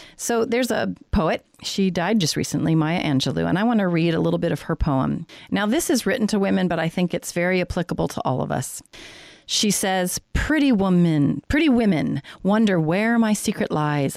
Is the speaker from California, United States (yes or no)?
no; Colorado, United States; now in San Diego, United States; I grew up in Colorado